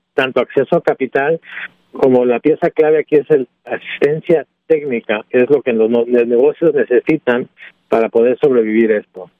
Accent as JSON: {"language": "Spanish", "country": "Mexico", "also_born_or_lived": "Illinois", "said": "Como mexicano, como mexicano y latino"}